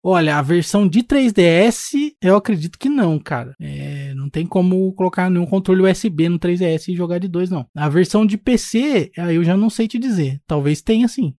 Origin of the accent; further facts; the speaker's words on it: Brazil; a gente é do Brasil